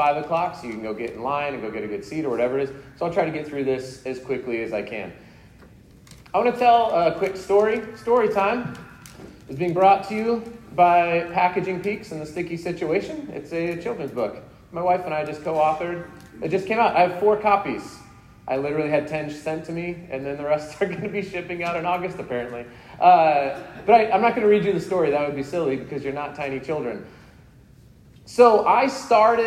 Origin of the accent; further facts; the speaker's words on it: Colorado, United States; also born or lived in Salt Lake City, Utah; now in West Jordan, United States; I'm originally from Colorado